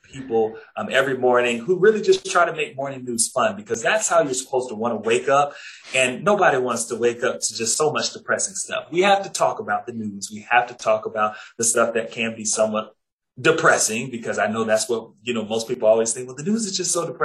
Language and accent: English; Jacksonville, Florida, United States; moved away as an adult; I was at the NBC and ABC station in Jacksonville, Florida. It happened to be my hometown. That also happened to be the station that I grew up watching